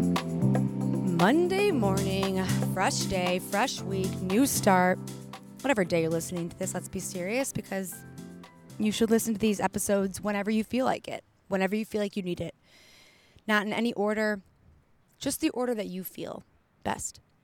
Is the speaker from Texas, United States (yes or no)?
no; Detroit, Michigan, United States; also born or lived in Colorado; now in California, United States; I'm from Detroit. I lived in Colorado for a few years